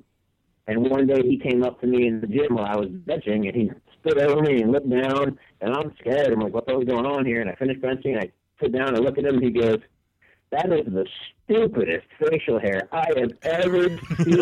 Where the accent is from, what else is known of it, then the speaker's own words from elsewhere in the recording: United States; here in outside of DC when I was a kid